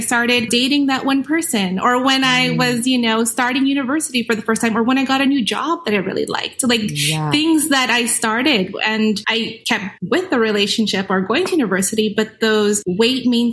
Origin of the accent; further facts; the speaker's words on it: Winnipeg, Manitoba, Canada; I'm from Winnipeg, Manitoba.